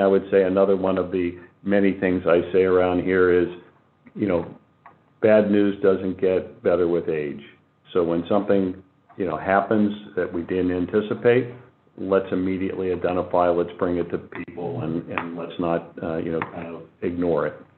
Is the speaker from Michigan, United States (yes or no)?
no; Boardman, Ohio, United States; moved away as an adult; I grew up in the Valley. I went to Boardman High School a long time ago, uh, left the area and returned about five years ago